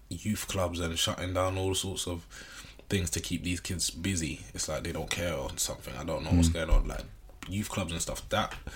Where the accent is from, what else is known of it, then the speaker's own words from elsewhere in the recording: London, United Kingdom; we was growing up in Brixton